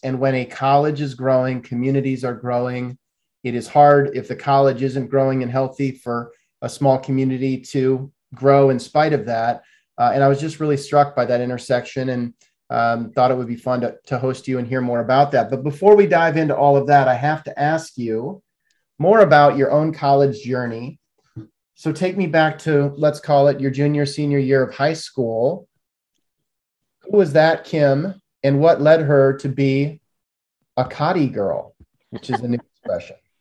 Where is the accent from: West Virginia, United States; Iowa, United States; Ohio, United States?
Iowa, United States; moved away; i grew up in iowa